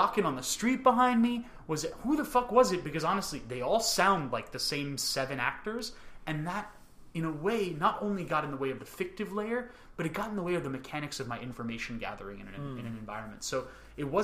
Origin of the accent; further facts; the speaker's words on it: United States; I was born and raised in America